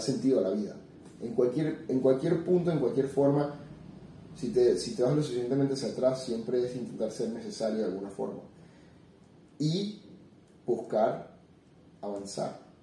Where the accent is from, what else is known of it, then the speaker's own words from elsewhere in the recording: Venezuela; moved away as an adult; yo salí de Venezuela en el 2016. Yo había estudiado ingeniería en computación hasta el año 2013, me gradué